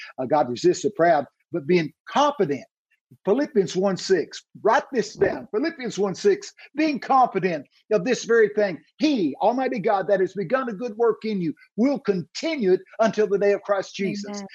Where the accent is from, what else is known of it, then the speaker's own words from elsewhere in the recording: Texas, United States; I'm from Texas